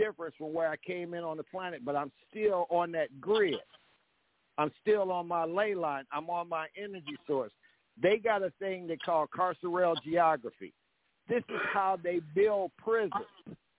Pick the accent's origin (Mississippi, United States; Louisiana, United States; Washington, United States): Mississippi, United States; Aberdeen; moved away; I was born in Aberdeen, Mississippi, which is 33 degrees 8 latitude and 88 degrees longitude.